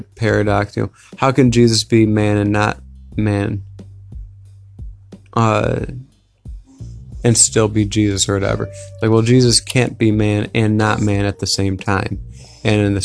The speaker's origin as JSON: {"language": "English", "country": "United States", "said": "me as an American"}